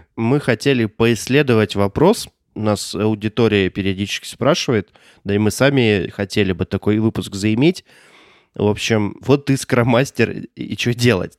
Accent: Omsk, Omsk Oblast, Russia; Я из Омска

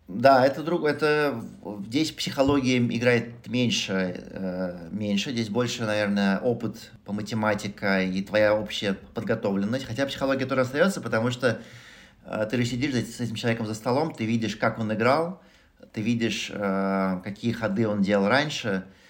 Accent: Moscow, Russia; moved away; я родился в Москве, вырос в Москве

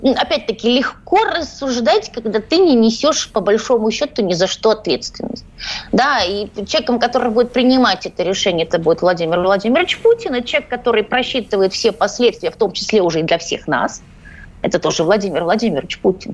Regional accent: Odesa, Odesa Oblast, Ukraine; я из Одессы

